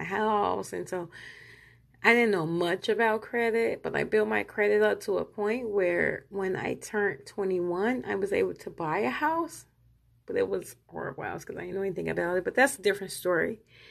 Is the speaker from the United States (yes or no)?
yes; Illinois, United States; moved away; I'm from Illinois. So, you know, I've lived in several states, but I was born in Illinois